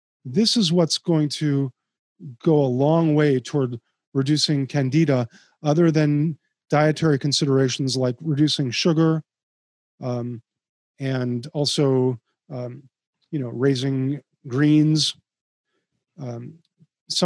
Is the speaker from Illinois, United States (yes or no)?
yes; Chicago, Illinois, United States; I grew up in Chicago